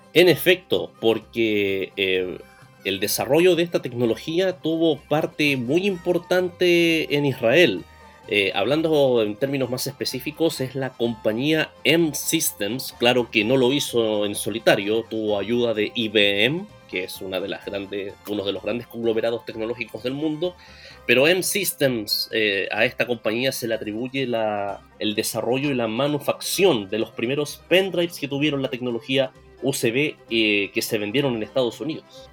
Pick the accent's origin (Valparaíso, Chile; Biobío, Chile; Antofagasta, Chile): Antofagasta, Chile; de donde yo vengo, Antofagasta